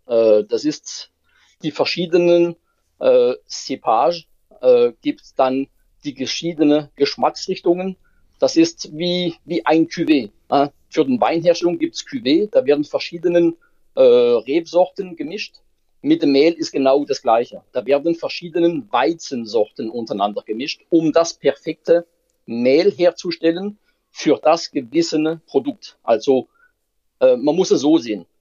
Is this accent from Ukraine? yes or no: no; France; German is a second language; now in Germany; als Franzose